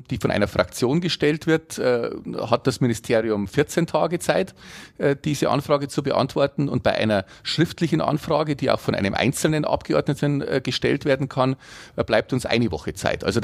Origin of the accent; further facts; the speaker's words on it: Bavaria, Germany; Äh, in meiner Heimatstadt in Oetting zum Beispiel, aber auch in Mühldorf